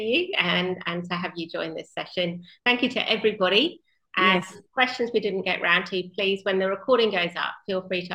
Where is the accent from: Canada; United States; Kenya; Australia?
Australia; Western Australia; finishing my home state of WA